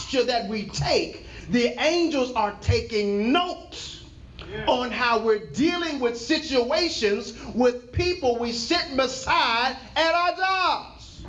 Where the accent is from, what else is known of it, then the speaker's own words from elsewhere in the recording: Texas, United States; I'm from Texas